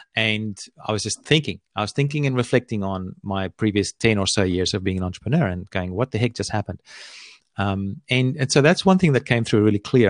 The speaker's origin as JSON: {"language": "English", "country": "Australia", "said": "I live here on, on the east coast of Australia"}